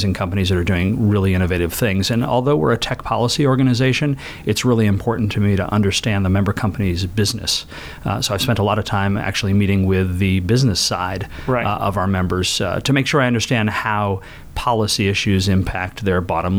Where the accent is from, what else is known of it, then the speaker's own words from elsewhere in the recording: Maine, United States; moved away as an adult; now in Washington, D.C., United States; I grew up in Maine, and I'm a lawyer by training